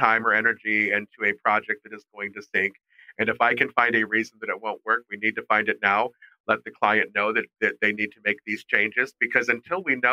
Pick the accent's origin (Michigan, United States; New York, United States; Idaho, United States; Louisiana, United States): Michigan, United States; Detroit; I'm from Detroit, and we are straight shooters because I grew up here in the 60s, 70s, and 80s